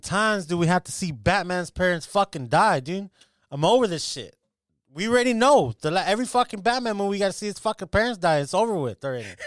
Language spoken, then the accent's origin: English; United States; I'm literally like a fifth generation American